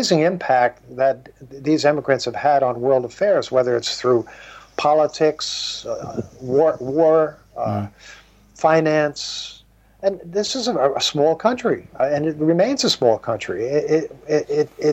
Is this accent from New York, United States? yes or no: yes; New York City, New York, United States; also born or lived in Dublin; I was born in Manhattan in 1953